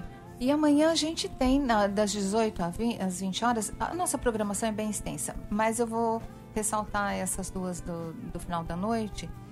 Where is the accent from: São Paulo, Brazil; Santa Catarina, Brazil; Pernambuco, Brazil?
São Paulo, Brazil; now in Paraíba, Brazil; eu sou uma paulistana